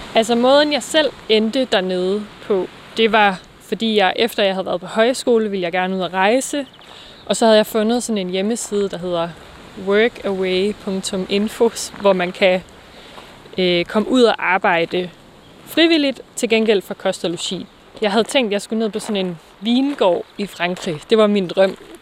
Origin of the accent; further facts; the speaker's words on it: Vang, North Denmark Region, Denmark; now in Aarhus, Denmark; jeg er vokset op her i Thy, i en lille by, der hedder Vang